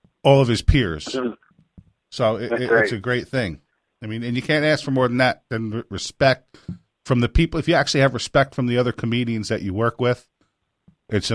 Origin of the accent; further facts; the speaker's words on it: Orange County, New York, United States; I grew up in Orange County, New York, which is like 10 minutes from where their show is